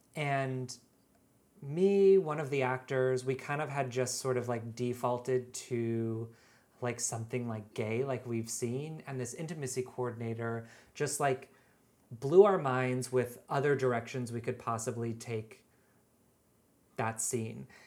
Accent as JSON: {"language": "English", "area": "just outside of Seattle", "region": "Washington", "country": "United States", "tie": "born or raised there", "moved": "yes", "lives_now": "New York, United States", "said": "I grew up in Washington State, just outside of Seattle."}